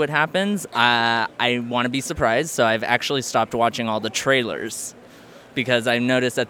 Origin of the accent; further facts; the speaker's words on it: Burbank, California, United States; Burbank, California.